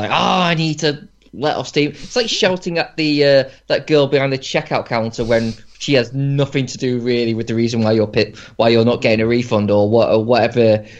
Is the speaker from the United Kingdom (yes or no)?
yes; United Kingdom; I think it's part of being British.